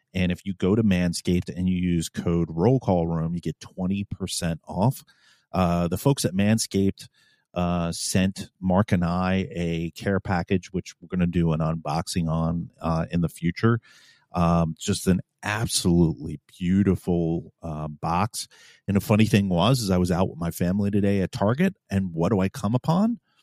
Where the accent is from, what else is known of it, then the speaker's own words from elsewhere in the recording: New York City, New York, United States; moved away as an adult; now in Virginia, United States; I was originally from New York City